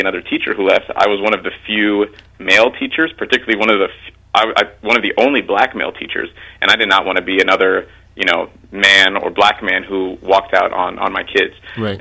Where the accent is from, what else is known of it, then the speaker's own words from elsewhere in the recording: Mount Vernon, New York, United States; I grew up in Mount Vernon, mm-hmm. um, and and yeah, Mount Vernon was a great place to grow up